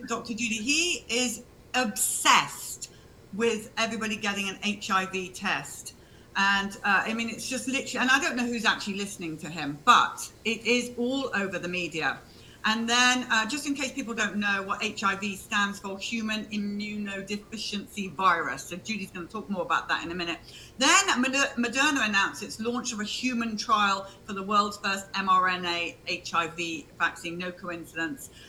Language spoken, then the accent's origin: English; United Kingdom; I'm British